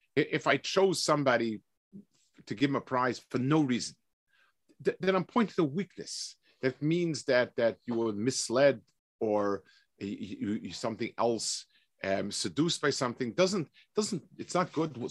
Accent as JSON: {"language": "English", "town": "New York City", "region": "New York", "country": "United States", "tie": "born or raised there", "said": "I, I grew up in Lower East Side."}